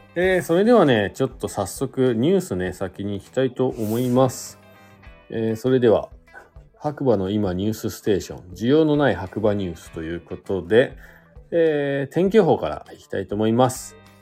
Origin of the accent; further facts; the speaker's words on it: Fuji, Shizuoka, Japan; now in Hakuba, Japan; 実家というか地元の静岡に帰ったりとか、まあしようかなと思ってます。でちょっとね、地元の、僕富士市というとこなんですけど